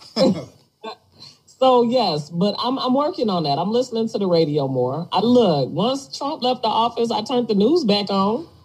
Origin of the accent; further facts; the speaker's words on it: Detroit, Michigan, United States; I grew up in Detroit